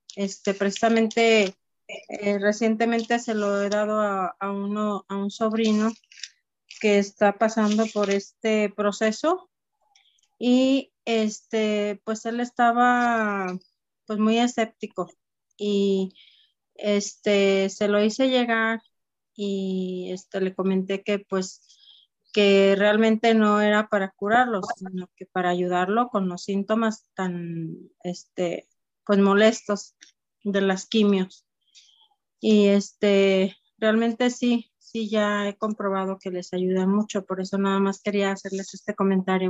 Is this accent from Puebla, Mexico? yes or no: no; Guadalajara, Jalisco, Mexico; soy de Guadalajara